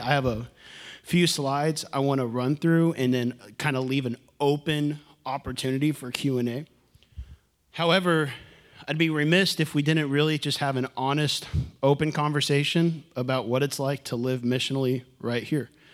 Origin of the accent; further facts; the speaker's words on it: Houston, Texas, United States; moved away; I'm from Houston.